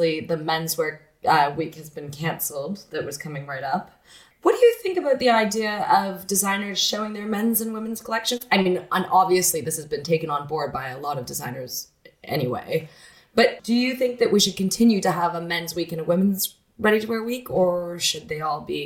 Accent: Canada; moved away; I, as a Canadian, have grown up with it

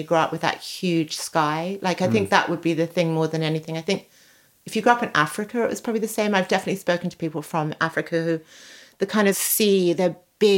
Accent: Sydney, New South Wales, Australia; now in London, United Kingdom; I grew up in Sydney

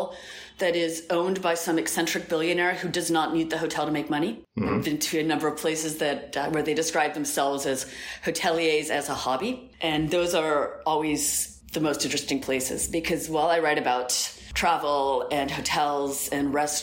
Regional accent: Albuquerque, New Mexico, United States; moved away as an adult; also born or lived in New York; now in Lisbon, Portugal; I'm originally from Albuquerque, New Mexico

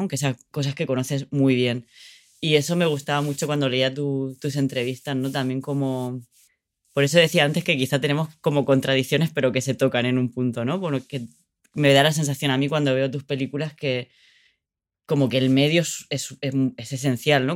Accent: Orihuela, Valencian Community, Spain; moved away as an adult; mi pueblo, que es un pueblo donde nací, donde crecí en, el sur de España, que se llama Orihuela

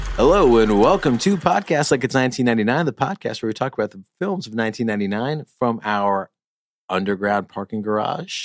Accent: New York, United States; I'm from New York

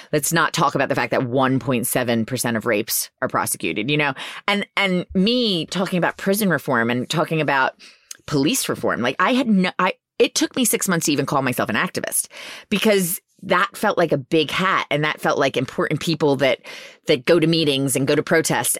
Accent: Philadelphia, Pennsylvania, United States; I didn't think I was well-spoken enough 'cause I'm from Philly

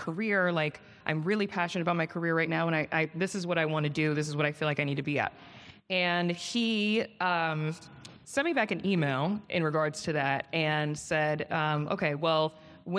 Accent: Potomac, Maryland, United States; moved away as an adult; also born or lived in New York; now in Los Angeles, United States; I'm from Maryland, Yes. DMV in the building. Love it. I'm from Potomac

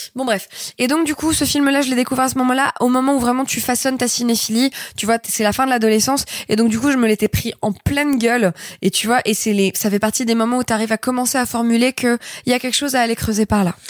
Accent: Grenoble, Auvergne-Rhône-Alpes, France; j'ai grandi à Grenoble

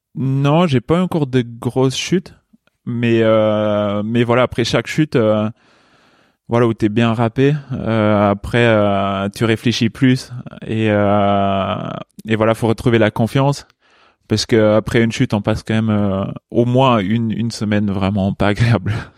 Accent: Luxembourg; moved away as an adult; also born or lived in Chambéry, France; À 18 ans, je suis parti du Luxembourg pour mhm. aller à Chambéry

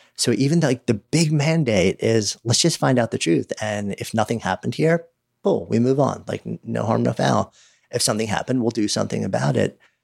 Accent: around New York City, United States; I was raised around New York City, you know, like, just outside New York City, spent, you know, thirty years in the city

